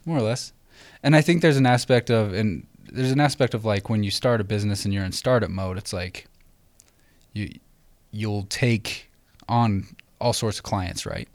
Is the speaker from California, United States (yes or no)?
no; Idaho, United States; we grew up in Idaho